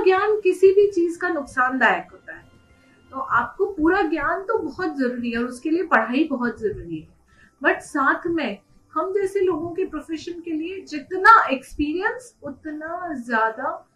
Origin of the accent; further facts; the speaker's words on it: Mumbai, Maharashtra, India; moved away as an adult; now in Udaipur, India; मैं बेसिकली उदयपुर से ही हूँ और पली बड़ी मुंबई में हूँ स्कूलिंग मेरी मुंबई में हुई है